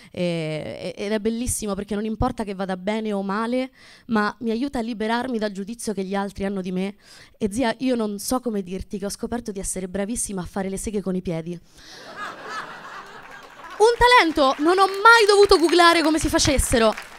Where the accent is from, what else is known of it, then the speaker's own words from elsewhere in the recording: Abruzzo, Italy; moved away; vengo dall'Abruzzo